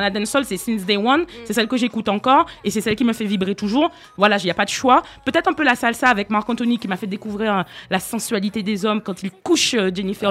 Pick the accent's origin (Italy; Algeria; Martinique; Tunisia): Martinique; now in France; quand j'étais enfant en Martinique